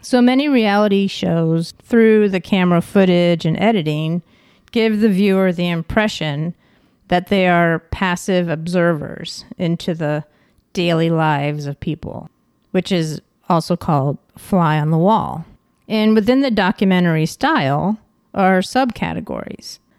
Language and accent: English; Ticonderoga, New York, United States; I'm from Ticonderoga, New York, and we have a Fort Ticonderoga